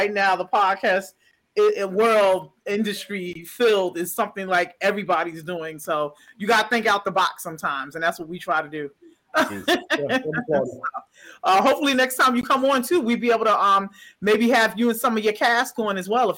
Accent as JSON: {"language": "English", "town": "New York City", "region": "New York", "country": "United States", "said": "I'm from New York City, the boroughs"}